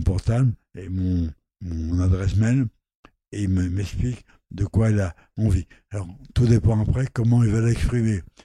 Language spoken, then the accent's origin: French; Normandy, France; also born or lived in Lot; Je suis pas né dans le Lot, je suis né en Normandie.